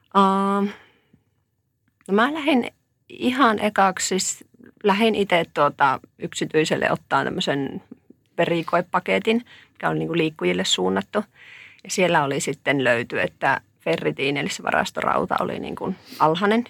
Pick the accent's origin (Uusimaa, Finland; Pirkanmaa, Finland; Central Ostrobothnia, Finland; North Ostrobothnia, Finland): North Ostrobothnia, Finland; Oulu; Mä oon tuolta Oulusta kotoisin tai sieltä nyt tullut